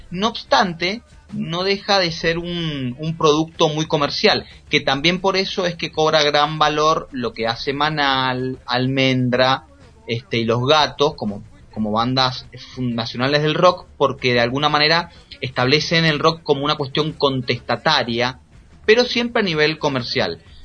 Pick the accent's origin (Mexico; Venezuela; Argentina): Argentina; en mi país, en Argentina